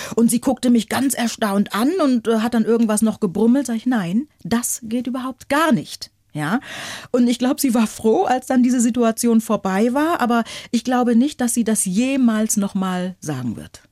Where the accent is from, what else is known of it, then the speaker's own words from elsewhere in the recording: Northern Germany, Germany; accent: Hochdeutsch; ich komme aus Norddeutschland und in Norddeutschland sprechen wir Hochdeutsch